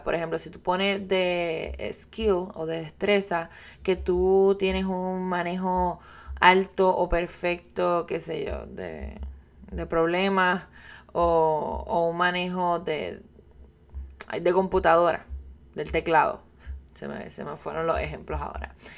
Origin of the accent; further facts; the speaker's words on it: Puerto Rico; yo soy puertorriqueña